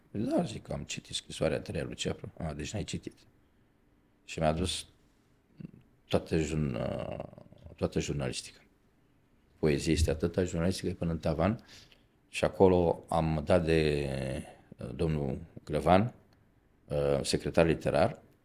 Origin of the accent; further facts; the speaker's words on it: Romania; Eu venim din România